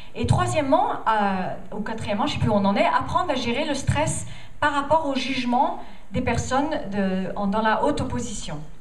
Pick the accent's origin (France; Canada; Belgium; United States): United States; French is a second language; moved away; Je viens des États-Unis